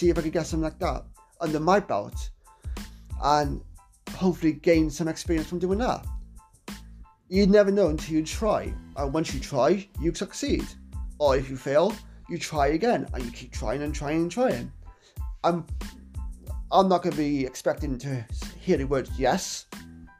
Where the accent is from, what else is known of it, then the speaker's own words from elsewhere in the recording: Wales, United Kingdom; my hometown of Wales